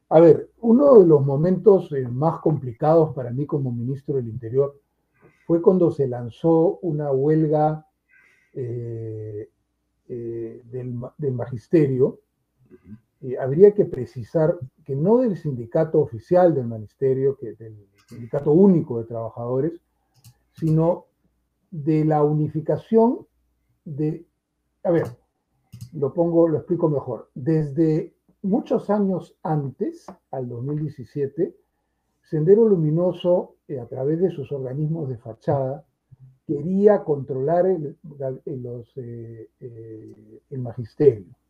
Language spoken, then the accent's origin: Spanish; Peru; este es mi país, aquí nací